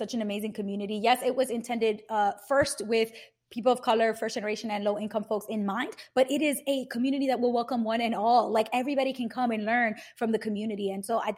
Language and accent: English; New York City, New York, United States; I'm from Brooklyn